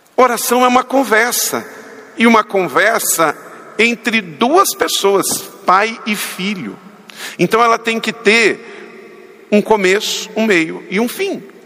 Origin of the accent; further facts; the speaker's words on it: Macaé, Rio de Janeiro, Brazil; aonde fui criado em Macaé